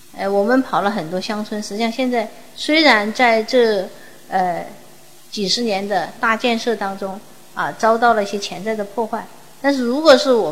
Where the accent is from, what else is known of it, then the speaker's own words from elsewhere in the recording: Guangdong, China; 我们广东人要心中有数的一个家底，就在这个珠江三角洲这么小小的一个地方